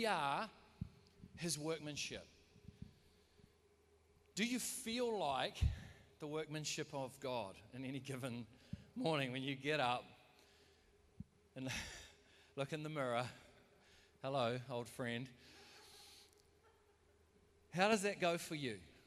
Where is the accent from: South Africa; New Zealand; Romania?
New Zealand; we're from New Zealand, so we support the All Blacks